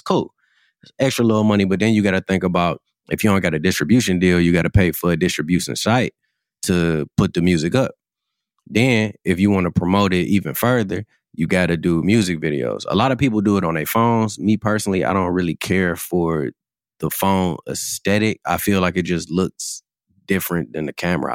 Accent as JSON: {"language": "English", "town": "Cleveland", "region": "Ohio", "country": "United States", "tie": "born or raised there", "said": "Growing up in Cleveland"}